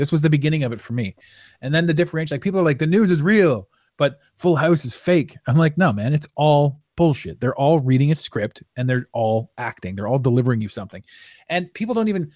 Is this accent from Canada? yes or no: yes; Canada; as a Canadian citizen